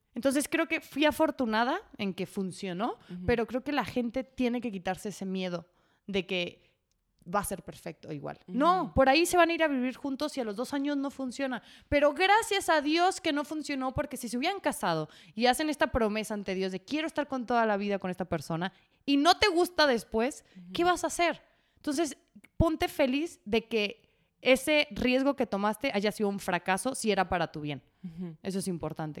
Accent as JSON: {"language": "Spanish", "town": "Guadalajara", "region": "Jalisco", "country": "Mexico", "said": "yo soy de Guadalajara, ya lo habíamos establecido, de una familia muy tradicional"}